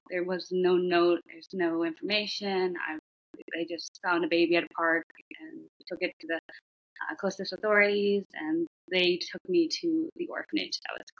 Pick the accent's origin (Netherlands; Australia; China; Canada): China; Shanghai; born there; I was born in Shanghai, China